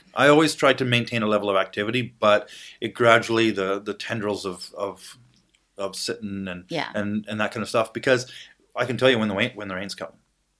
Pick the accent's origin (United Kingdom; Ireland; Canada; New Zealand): Canada; Ottawa, Ontario; Now I was out in BC at the time. I was from Ottawa.